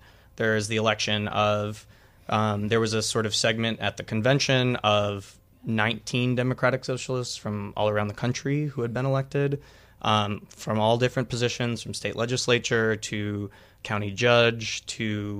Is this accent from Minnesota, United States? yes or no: yes; Minnesota, United States; moved away; Minnesota, my home state